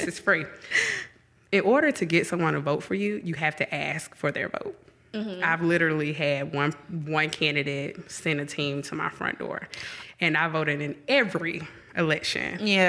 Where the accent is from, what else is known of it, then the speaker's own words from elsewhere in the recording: Atlanta, Georgia, United States; accent: Atlanta; moved away as an adult; now in Jackson, United States; I'm from Atlanta. So only people from Atlanta will recognize my accent because we have a tempo, but no one else recognizes it.